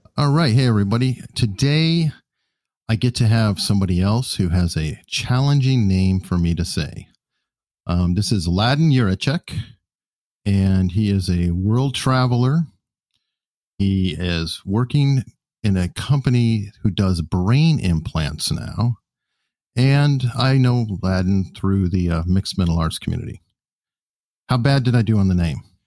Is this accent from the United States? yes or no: yes; United States; I'm so American